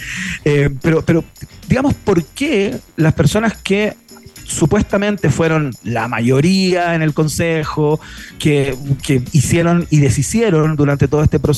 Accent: Chile; A veces soy un chileno en construcción, a veces soy un chileno en desánimo y a veces soy un chileno eh, absolutamente convencido.

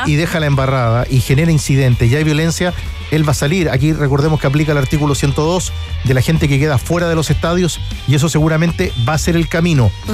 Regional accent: Chile; yo digo como chileno, que ya tengo mis años

